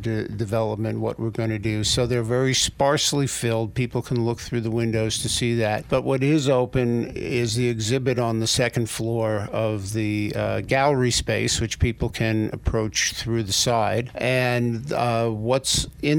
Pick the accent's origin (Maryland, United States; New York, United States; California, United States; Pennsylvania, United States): New York, United States; New York City; I grew up on the Hudson in the Upper West Side, on the banks of the Hudson there